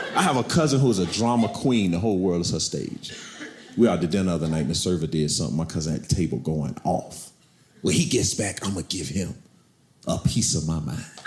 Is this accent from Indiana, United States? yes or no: no; Camden, South Carolina, United States; I'm from South Carolina. I'm from a, a, a town, Camden, South Carolina